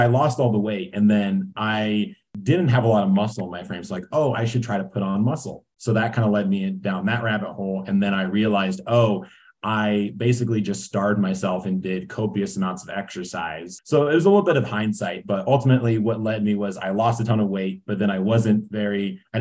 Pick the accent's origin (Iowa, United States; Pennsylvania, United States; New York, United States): Iowa, United States; moved away as an adult; now in Boulder, United States; I'm originally from Iowa. I moved out here with my wife in 2019